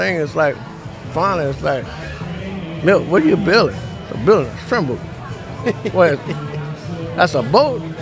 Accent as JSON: {"language": "English", "town": "Houma", "region": "Louisiana", "country": "United States", "tie": "born or raised there", "said": "I'm from Houma, Louisiana. And, as a kid, you see them building the boats on the side of the bay"}